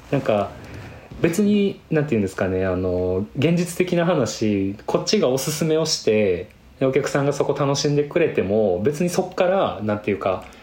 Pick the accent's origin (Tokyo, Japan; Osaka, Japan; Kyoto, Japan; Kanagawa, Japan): Kyoto, Japan; 僕もやっぱ京都で生まれ育ってる